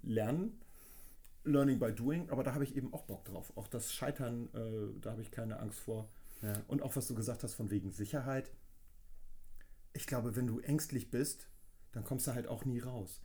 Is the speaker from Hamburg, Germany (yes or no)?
yes; Hamburg, Germany; ich komme aus Hamburg